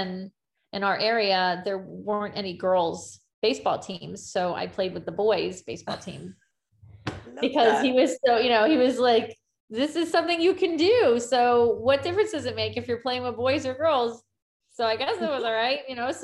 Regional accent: Greenwich, Connecticut, United States; I grew up here I'm in Connecticut in the United States, and I grew up in Greenwich specifically

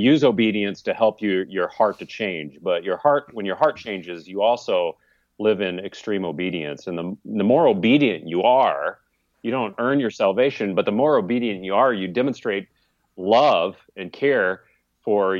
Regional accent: California, United States; I just had a tragic train wreck of a family growing up in California

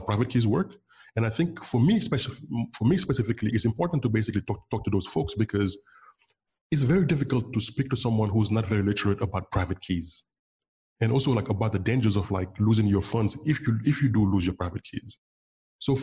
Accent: Senegal; first language Wolof; English is a second language; moved away as an adult; also born or lived in San Francisco, United States; in Senegal, my native language is Wolof. My mom's tongue is Wolof, W-O-L-O-F. To go to school here, I had to learn French

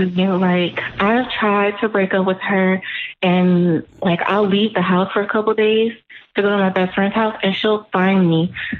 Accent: New Brunswick, New Jersey, United States; I, I'm from Jersey.

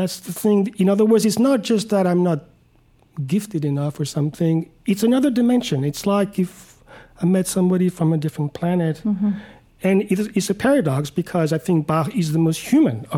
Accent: Paris, Île-de-France, France; moved away; I grew up in Paris, in France

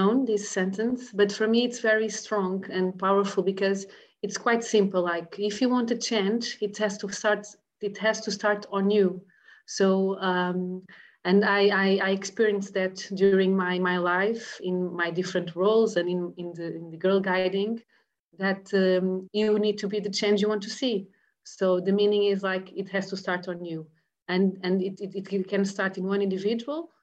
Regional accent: Paredes, Lisbon, Portugal; I'm joining from my home in Paredes, where I live since I know myself

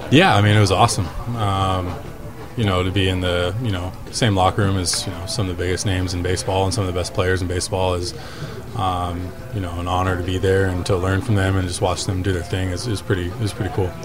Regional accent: Seattle, Washington, United States; I was born in Seattle

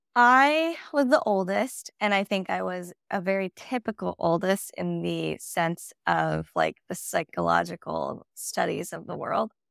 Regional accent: Whittier, California, United States; I am from Whittier, California, which is a suburb of L A County, and yeah, grew up there

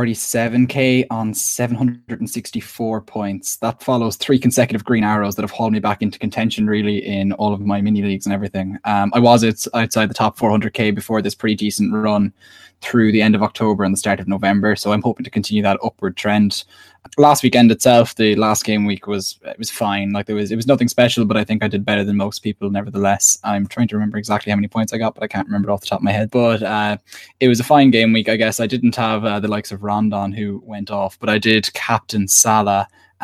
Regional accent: Ireland; as an Irish football fan

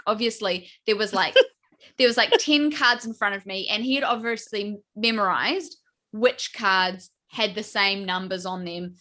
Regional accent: New Zealand; I'm from New Zealand

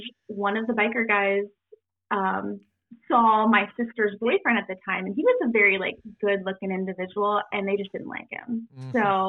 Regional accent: Galloway, Ohio, United States; So I grew up in Galloway, Ohio, in the Hole in the Wall

